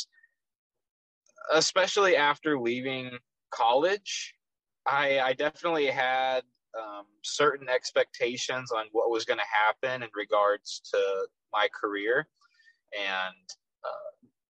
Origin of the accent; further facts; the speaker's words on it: Frisco, Texas, United States; accent: Texas; I'm from Frisco, Texas, which is a suburb of Dallas